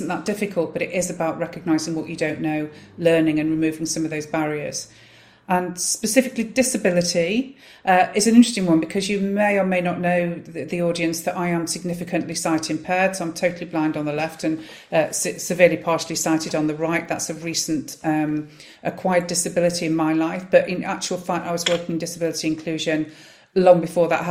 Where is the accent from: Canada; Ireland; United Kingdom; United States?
United Kingdom; Manchester, North West England; I'm born and bred in Wythenshawe, South Manchester